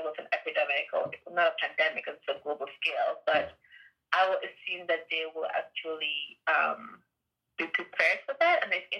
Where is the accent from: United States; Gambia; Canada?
Gambia; I mean, I'm from the Gambia, and they have, what, two or four cases?